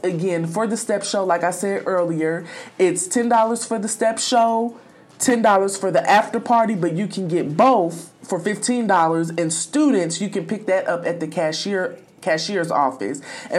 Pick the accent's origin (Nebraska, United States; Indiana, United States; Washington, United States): Indiana, United States; Indianapolis; moved away; Indianapolis, my hometown.